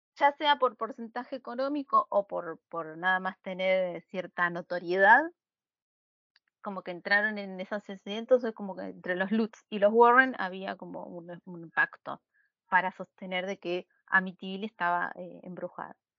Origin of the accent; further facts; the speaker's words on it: Buenos Aires, Argentina; nací en Buenos Aires hace 30 años